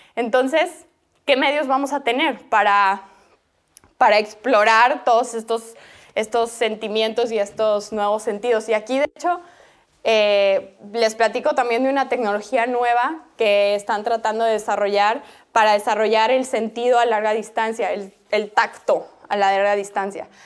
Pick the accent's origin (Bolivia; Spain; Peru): Bolivia; yo soy boliviana